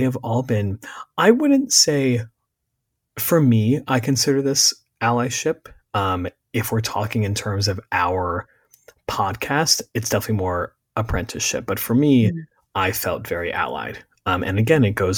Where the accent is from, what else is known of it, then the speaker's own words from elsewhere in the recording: Berks County, Pennsylvania, United States; I grew up in Berks County, Pennsylvania